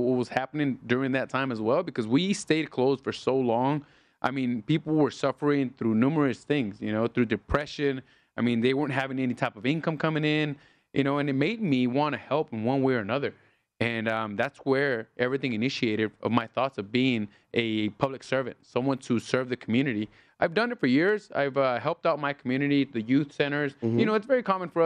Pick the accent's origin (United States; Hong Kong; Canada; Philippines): United States; Los Angeles, California; now in Las Vegas, United States; I was born in Los Angeles